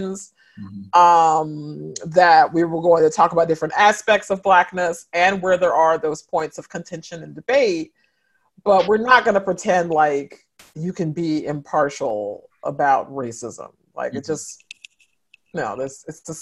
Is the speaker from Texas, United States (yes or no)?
no; St. Louis, Missouri, United States; I grew up in St. Louis, Missouri